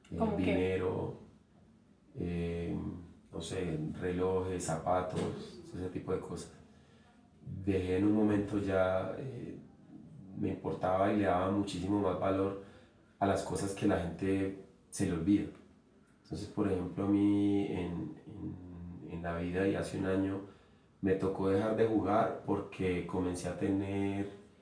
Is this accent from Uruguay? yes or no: yes; Uruguay; moved away; es que yo me vine de Uruguay y dejé de jugar